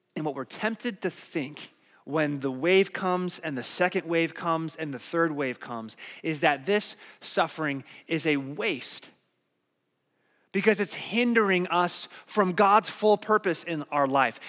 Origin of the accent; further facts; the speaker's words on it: Phoenix, Arizona, United States; I grew up in Phoenix, Arizona